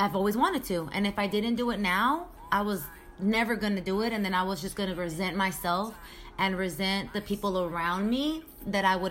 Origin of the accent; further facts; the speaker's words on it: Sacramento, California, United States; moved away as an adult; also born or lived in San Jose; now in Miami, United States; I've been in Sacramento my whole life, elementary school, middle school, high school, college, everything